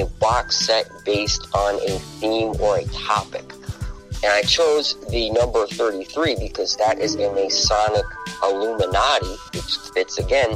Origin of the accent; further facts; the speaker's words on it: Rochester, New York, United States; also born or lived in Los Angeles / New Mexico; I was born and raised in Rochester, New York